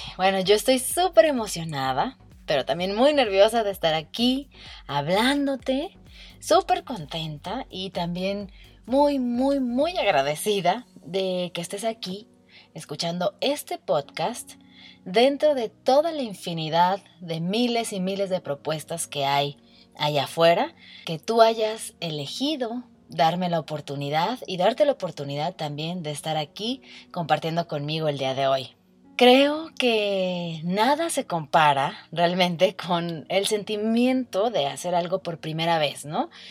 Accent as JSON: {"language": "Spanish", "country": "Mexico", "also_born_or_lived": "Ireland", "said": "tengo 29 años y soy orgullosamente mexicana."}